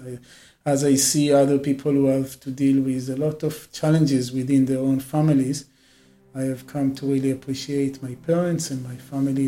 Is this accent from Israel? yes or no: yes; Israel; moved away as an adult; now in India; I grew up in Israel, and uh, like many people in Israel, I went to the army